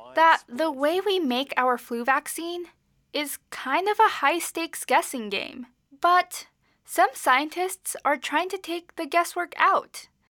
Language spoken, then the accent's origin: English; Houston, Texas, United States; moved away; We're both from Houston